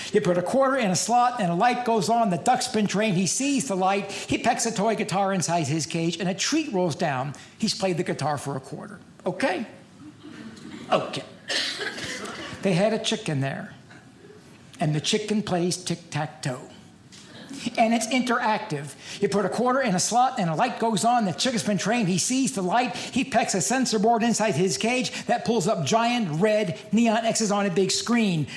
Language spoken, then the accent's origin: English; Louisville, Kentucky, United States; I'm from Louisville, Kentucky